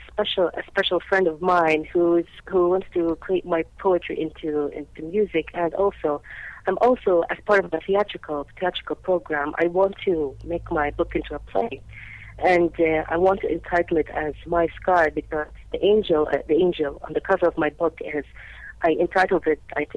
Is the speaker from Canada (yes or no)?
no; Kuwait; in my country, in Kuwait over here